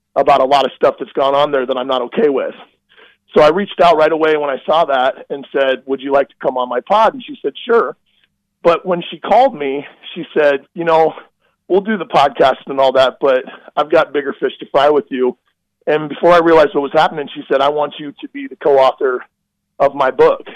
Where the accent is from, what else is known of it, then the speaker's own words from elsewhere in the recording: Midwest, United States; I'm from the Midwest